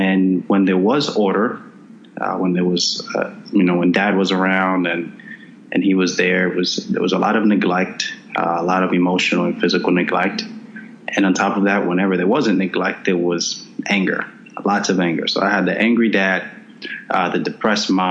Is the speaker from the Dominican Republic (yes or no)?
yes; Dominican Republic; I was born in the Dominican Republic, and during that time, my father came to the States when I was about 2 years old, and from the ages of 2 to 6, I lived with my mother